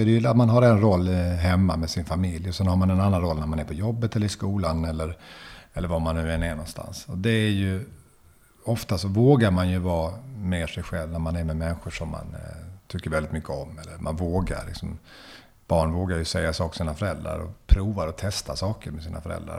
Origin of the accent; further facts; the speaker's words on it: Löddeköping, Skåne, Sweden; now in Lund, Sweden; där jag växte upp i Löddeköping eh, utanför Lund.